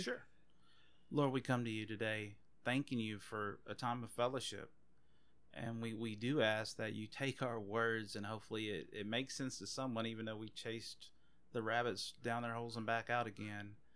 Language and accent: English; Anacoco, Louisiana, United States; also born or lived in Oakdale, Louisiana; I grew up in Anacoco, which is about an hour north of here, a little, maybe a little less, uh, and I mean, grew up from sixth grade up until I graduated high school